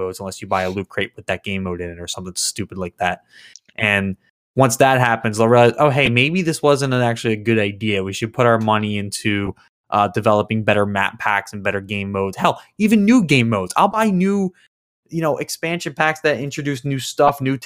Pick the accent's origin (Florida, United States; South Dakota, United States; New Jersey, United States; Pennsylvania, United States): New Jersey, United States; moved away as an adult; now in Maryland, United States; I'm from New Jersey originally, but I go to school in Maryland